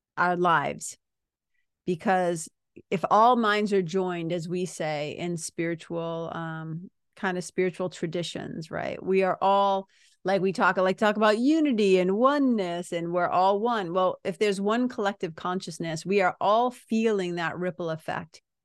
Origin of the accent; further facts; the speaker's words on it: United States; being an American citizen